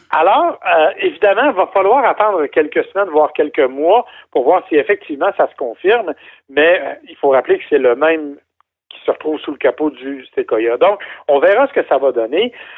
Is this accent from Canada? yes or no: yes; Canada; chez nous au Canada